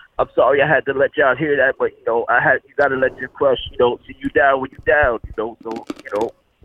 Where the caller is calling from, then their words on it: Neptune, New Jersey, United States; Yeah, I live in Neptune, New Jersey.